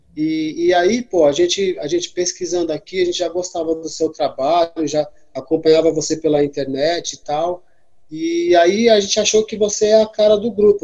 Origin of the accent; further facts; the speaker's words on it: São Sebastião, São Paulo, Brazil; now in São Paulo, Brazil; eu sou natural lá de São Sebastião, né, do litoral norte de São Paulo. E é, em São Paulo, capital, eu tô mais ou menos há uns 18 anos